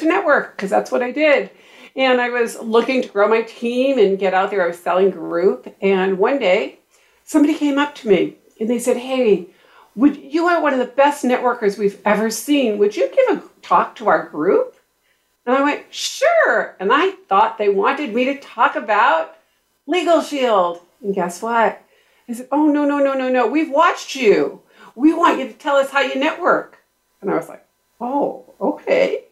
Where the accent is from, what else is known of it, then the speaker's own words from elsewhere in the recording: Boston, Massachusetts, United States; now in Carlsbad, United States; I grew up in Boston